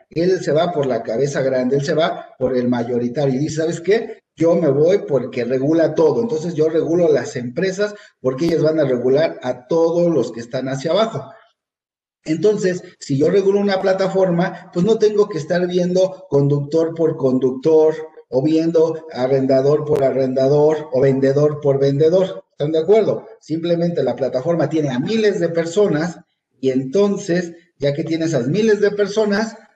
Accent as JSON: {"language": "Spanish", "country": "Mexico", "said": "Esas son las preguntas que yo como mexicano pagador debo de tener muy claro"}